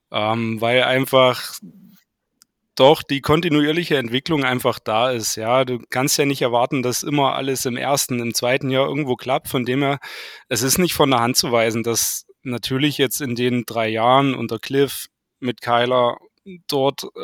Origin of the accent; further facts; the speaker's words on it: Saxony, Germany; now in Bad Düben, Germany; Ich äh, komme ähm, aus dem Landkreis Nordsachsen, wohnhaft in Bad Düben. Das ist circa 30 Kilometer nördlich